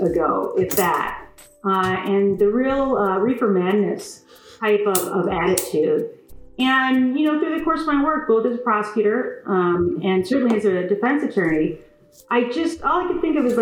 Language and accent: English; West Bloomfield, Michigan, United States; I'm a lifelong Michigander. I grew up in West Bloomfield